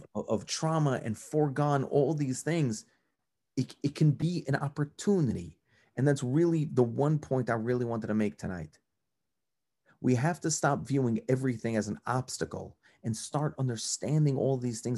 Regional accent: New York, United States; also born or lived in New Jersey; now in Cleveland, United States; I grew up in New York

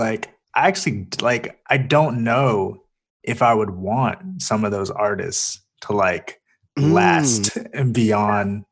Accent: Charlotte, North Carolina, United States; moved away; I'm from North Carolina originally, from Charlotte

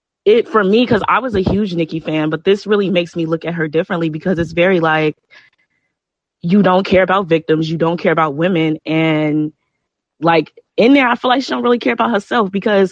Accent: Chicago, Illinois, United States; I'm from Chicago

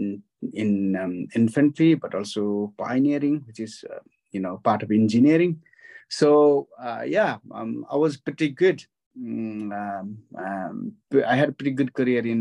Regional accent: western Nepal, Nepal; moved away as an adult; now in United Kingdom; I was born in Nepal, in western part of Nepal. And I grew up to age of 19. Then I joined Gurkhas.

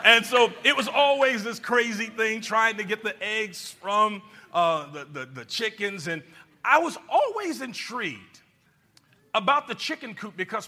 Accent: Georgia, United States; moved away; That's where I'm from. And when I was a little boy, I lived in a little country town

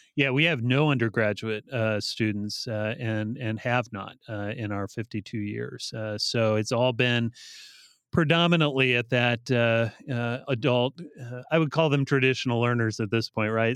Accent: Northwest Ohio, United States; also born or lived in Bryan, Ohio / Defiance, Ohio / Lima, Ohio; I grew up in rural Northwest Ohio, uh, so I was, uh, born and raised in, uh, uh, towns that were probably too small to know, uh, for most people, but Bryan, Ohio, and Defiance

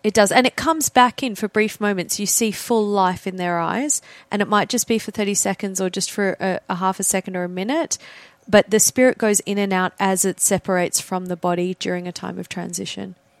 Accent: Australia; I'm Australian

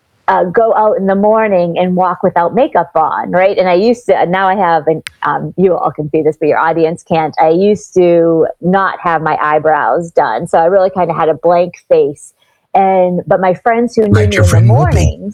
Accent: Boston, Massachusetts, United States; now in South Florida, United States; I grew up in Boston, which is where I am now, though I'm based in South Florida these days

